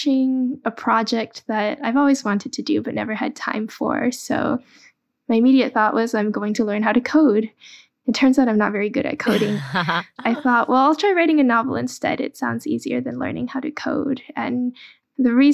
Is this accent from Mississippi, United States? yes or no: no; Dallas, Texas, United States; English is a second language; also born or lived in Guangzhou, China; I was born in Guangzhou, China, and my family immigrated to the U.S. when I was very young. I grew up in Dallas, Texas.